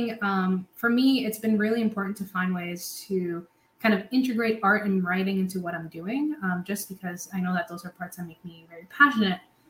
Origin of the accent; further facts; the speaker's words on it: Puerto Rico; moved away as an adult; also born or lived in Providence, United States; now in United States; I'm born and raised in Puerto Rico